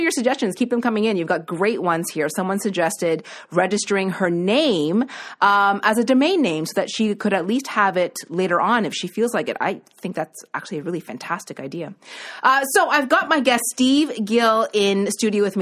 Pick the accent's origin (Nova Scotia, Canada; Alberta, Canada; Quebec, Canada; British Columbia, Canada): Nova Scotia, Canada; moved away; I was from Nova Scotia